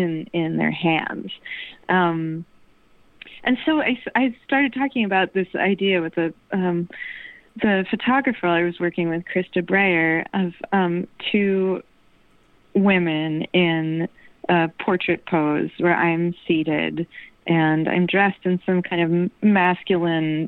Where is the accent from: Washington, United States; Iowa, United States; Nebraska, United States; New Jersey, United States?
New Jersey, United States; now in New York, United States; I've been living in New York all my life, but I grew up in New Jersey